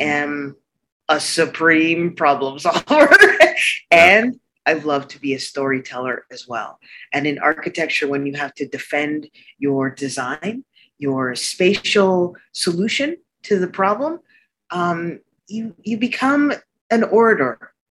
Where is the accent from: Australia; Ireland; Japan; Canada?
Canada; Arctic Canada; moved away; also born or lived in New York City, United States; even though I was born in New York City, I grew up in Arctic Canada